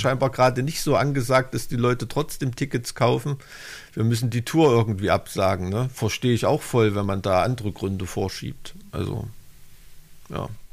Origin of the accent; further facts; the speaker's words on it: Thuringia, Germany; als Thüringer